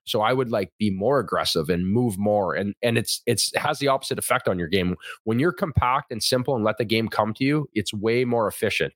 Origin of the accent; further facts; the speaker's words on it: Thunder Bay, Ontario, Canada; I grew up in Thunder Bay, Ontario.